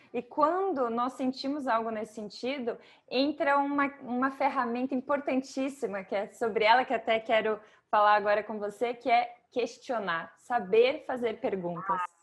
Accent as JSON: {"language": "Portuguese", "country": "Brazil", "moved": "yes", "lives_now": "Portugal", "said": "eu como brasileira"}